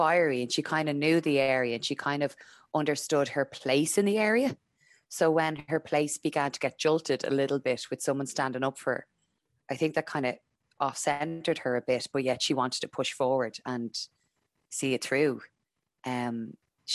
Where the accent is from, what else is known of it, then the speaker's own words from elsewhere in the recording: Dublin, Leinster, Ireland; I'm from Dublin